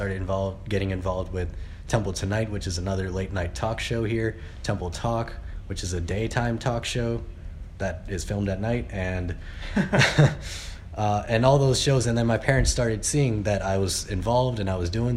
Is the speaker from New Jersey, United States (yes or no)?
yes; South Brunswick, New Jersey, United States; also born or lived in New York / Pakistan; I grew up mainly in New Jersey, from South Brunswick, Central Jersey